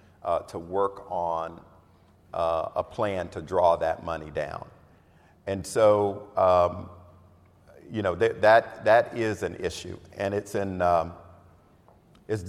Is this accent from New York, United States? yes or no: no; Florida, United States; I'm from Florida. Oh God, I'm from Florida.